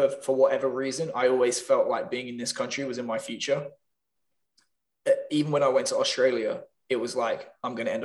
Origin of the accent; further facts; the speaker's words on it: Northampton, East Midlands, United Kingdom; moved away as an adult; also born or lived in London; my hometown, Northampton